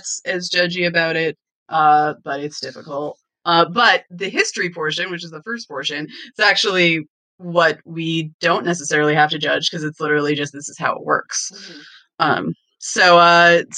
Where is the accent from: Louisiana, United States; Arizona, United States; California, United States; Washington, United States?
Washington, United States; Western; now in Pennsylvania, United States; I'm from Washington and I'm from Western Washington, I should say, where the climates are temperate.